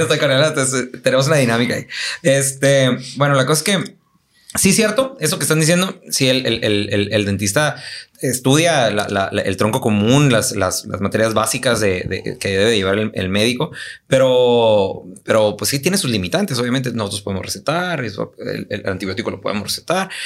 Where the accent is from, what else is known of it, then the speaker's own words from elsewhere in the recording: Tijuana, Baja California, Mexico; also born or lived in United States; yo me considero muy tijuanense